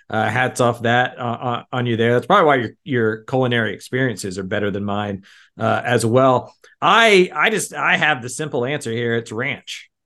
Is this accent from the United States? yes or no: yes; Houston, Texas, United States; growing up in Houston